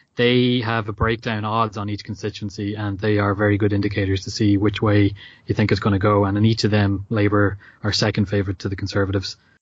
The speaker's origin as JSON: {"language": "English", "country": "Ireland", "said": "as an Irish person"}